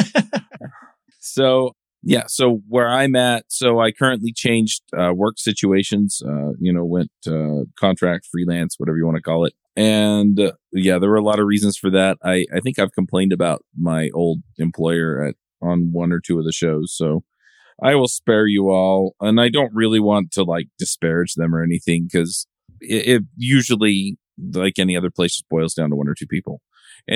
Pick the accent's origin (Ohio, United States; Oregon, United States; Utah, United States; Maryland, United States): Utah, United States; I grew up in Utah and I live in Utah